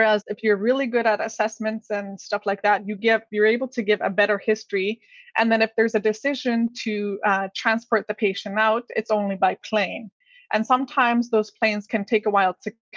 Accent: Inuit community in the North, Canada; here in my hometown

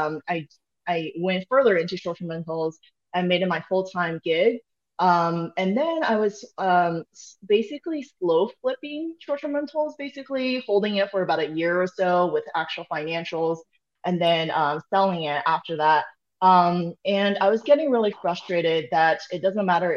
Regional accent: Austin, Texas, United States; moved away; I'm here right now in my hometown

